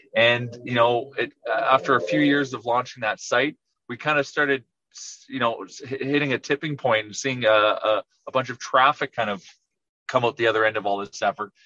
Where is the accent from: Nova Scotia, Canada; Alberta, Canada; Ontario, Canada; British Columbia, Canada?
Alberta, Canada; Edmonton; I'm from Edmonton.